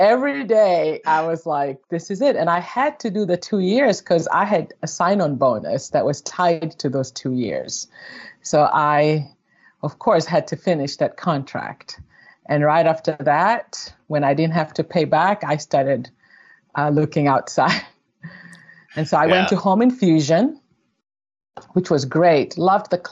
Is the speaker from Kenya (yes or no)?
yes; Kenya; moved away; growing up in Kenya in the 90s